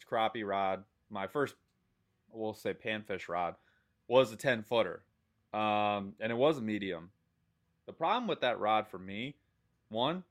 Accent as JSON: {"language": "English", "region": "Michigan", "country": "United States", "said": "an aggressively average angler from the state of Michigan"}